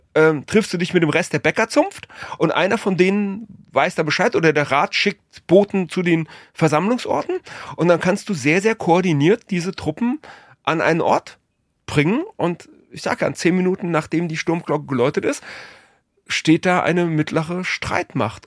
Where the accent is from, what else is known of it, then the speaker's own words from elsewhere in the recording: Frankfurt, Hesse, Germany; Ich bin, ich bin Frankfurter